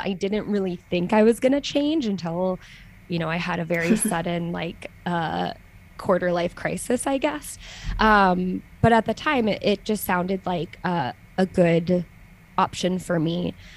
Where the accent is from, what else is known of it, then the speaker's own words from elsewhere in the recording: United States; moved away as an adult; now in Switzerland; now I'm an American who lives in Switzerland